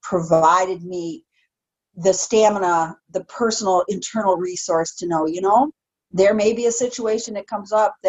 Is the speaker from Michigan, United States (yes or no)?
yes; Detroit, Michigan, United States; moved away; I'm from Metro Detroit. Come on. I grew up in parts of Detroit